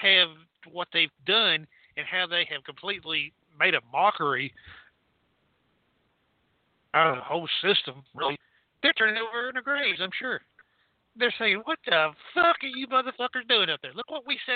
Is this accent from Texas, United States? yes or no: yes; Texas, United States; I'm from Texas